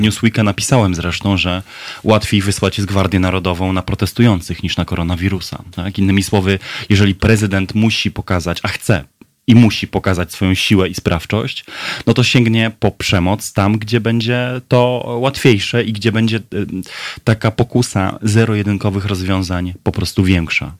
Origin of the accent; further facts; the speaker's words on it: Brzeg, Opole Voivodeship, Poland; w Brzegu, w moich rodzinnych stronach